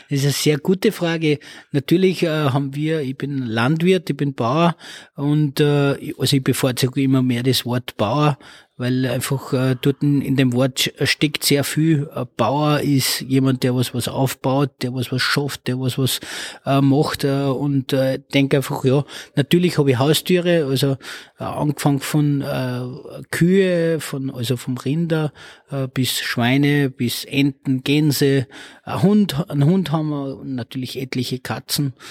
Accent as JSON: {"language": "German", "town": "Oberalm", "region": "Salzburg", "country": "Austria", "tie": "born or raised there", "lives_now": "Lichtenegg, Austria", "said": "Also ich bin geboren in Salzburg, äh, bin aufgewachsen in Oberalm, das ist im Bezirk Dennegau und äh, bin seit 2003 bin ich ein Niederösterreicher und wohne jetzt in Lichteneck."}